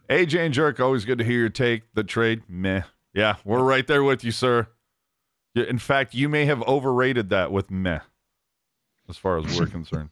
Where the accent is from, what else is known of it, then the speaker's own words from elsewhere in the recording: Bay Area, California, United States; I, I grew up in the Bay Area, ugh, the Bay Area.